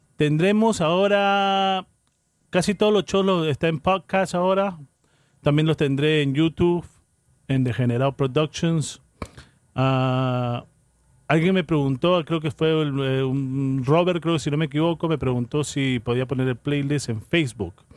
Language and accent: Spanish; Callao, Peru; now in New York, United States; Yo soy peruano, soy del Chimpún Callao